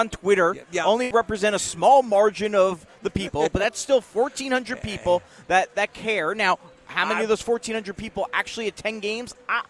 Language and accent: English; Pennsylvania, United States; moved away as an adult; now in Indiana, United States; I know I come from Pennsylvania. I understand that. I've been here 13 years.